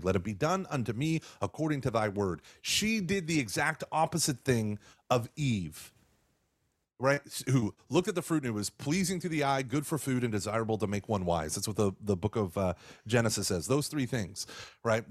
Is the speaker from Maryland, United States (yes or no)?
no; Texas, United States; also born or lived in Oklahoma; I was born in Oklahoma, and then we've lived here in Texas.